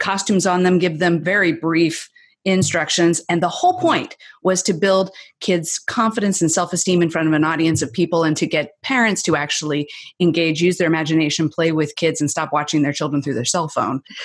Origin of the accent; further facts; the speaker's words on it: the Northwest, Pacific Northwest, United States; I'm from the Northwest, so I live just south of Seattle